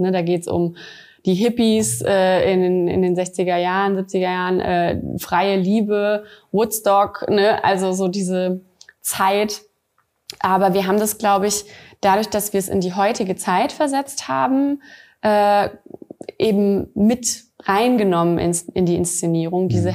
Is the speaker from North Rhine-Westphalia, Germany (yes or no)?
no; Saarland, Germany; moved away; also born or lived in Bad Honnef / Wiesbaden; ich komme aus dem Saarland, meine Familie lebt hier